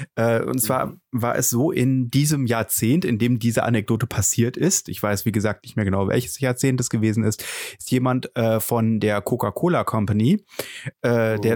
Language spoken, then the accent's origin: German; Germany; wir als Deutsche